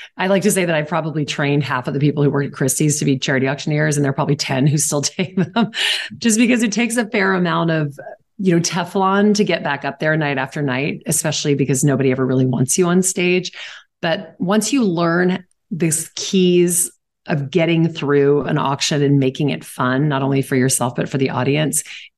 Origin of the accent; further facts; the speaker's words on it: Southern United States, United States; now in New York, United States; I didn't really have a lot of friends in New York when I first moved here because I moved here from the South.